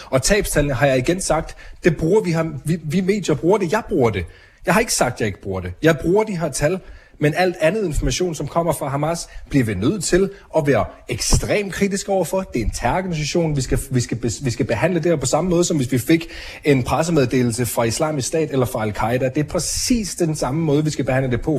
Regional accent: Denmark; moved away as an adult; now in Israel; Jeg er vokset op i Danmark, jeg er flyttet til Israel i en alder af 27, år

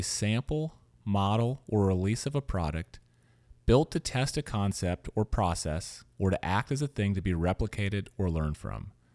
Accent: Louisiana, United States; also born or lived in Missouri; now in San Francisco, United States; I grew up in Louisiana

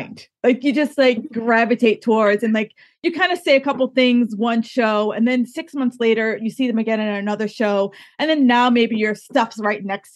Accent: East Coast, United States; So we're from the East Coast.

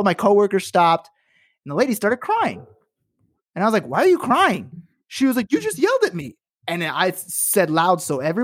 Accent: Chicago, Illinois, United States; moved away; I'm from Chicago

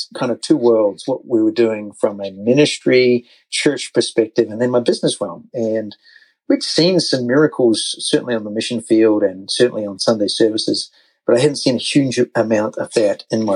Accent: New Zealand; moved away as an adult; now in United States; So, as you can tell from the accent, we're actually American United States citizens now, but over a decade ago, 14 years ago now, 2008, we're in New Zealand

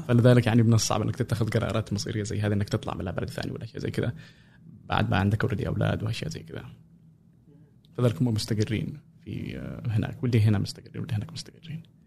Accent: Sanaa, Amanat Al Asimah, Yemen; moved away as an adult; also born or lived in Cairo, Egypt; now in United States; مواليد اليمن غادرت اليمن 2011

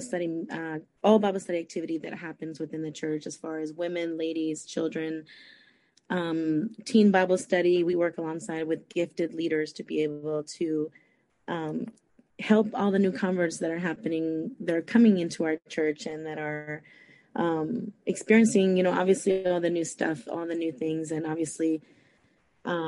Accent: San Francisco, California, United States; moved away as an adult; also born or lived in Costa Rica; now in Fort Myers, United States; I was born in Costa Rica, but I was raised in San Francisco, California. But I have been in Florida for many years now. Right now at the moment, I live in Fort Myers, Florida

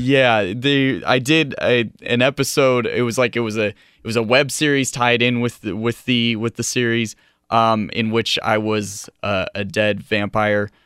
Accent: Camarillo, California, United States; my hometown of Camarillo

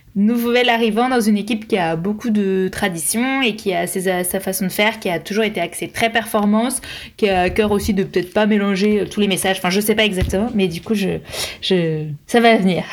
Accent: France; je suis française

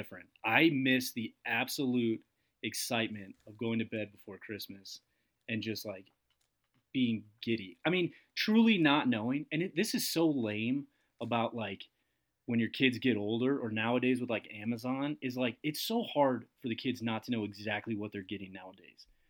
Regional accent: Massachusetts, United States; my good friend uh, Mike that I grew up with in in Massachusetts

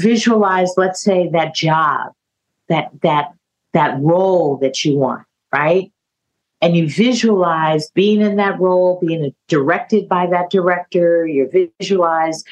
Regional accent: California, United States; moved away as an adult; also born or lived in San Francisco; I was from California

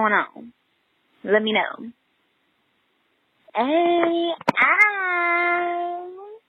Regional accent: Atlanta, Georgia, United States; And I'm from Atlanta, Georgia.

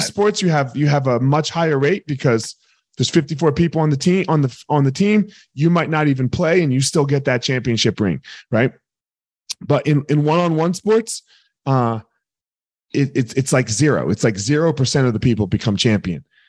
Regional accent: near Vineland, New Jersey, United States; I grew up in South Jersey, a little town right outside of Vineland.

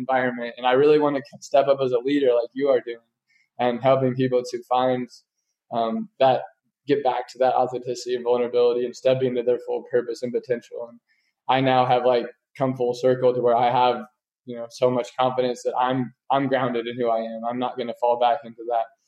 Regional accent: Kansas, United States; moved away; I'm going back to Kansas, like my roots, my hometown area

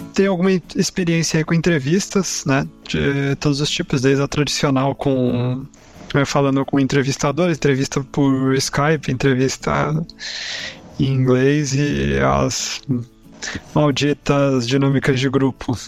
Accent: Caçapava, São Paulo, Brazil; eu sou de Caçapava, São Paulo

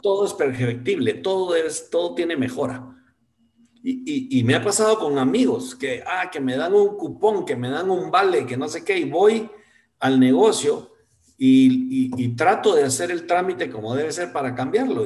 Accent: Guatemala; como guatemalteco

